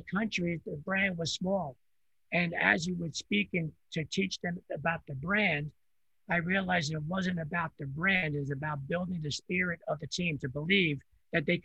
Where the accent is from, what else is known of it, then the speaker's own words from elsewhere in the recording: New York area, United States; first language Italian; English is a second language; I grew up in New York area. I came from a different country when I was 4 years old. I only spoke Italian